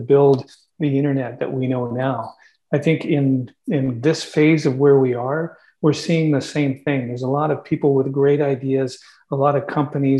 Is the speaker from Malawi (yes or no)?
no; Canada; we're Canadian